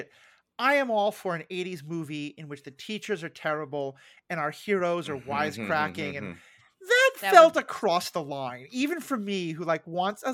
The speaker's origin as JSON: {"language": "English", "town": "New York City", "region": "New York", "country": "United States", "tie": "born or raised there", "said": "growing up in New York City"}